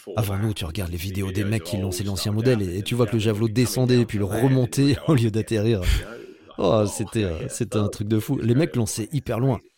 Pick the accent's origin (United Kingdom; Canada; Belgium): United Kingdom; j'aimais aussi faire des compètes chez moi au Royaume-Uni